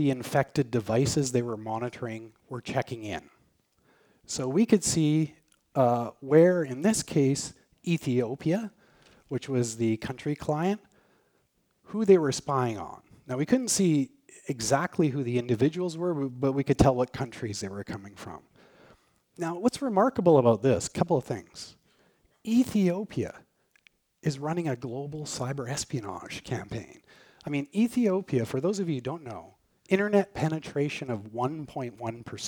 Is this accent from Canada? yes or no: yes; Canada; we're Canadian, Canada